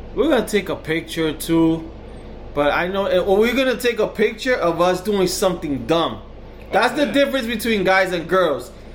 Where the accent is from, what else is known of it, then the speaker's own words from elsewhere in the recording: New York, United States; We're from New York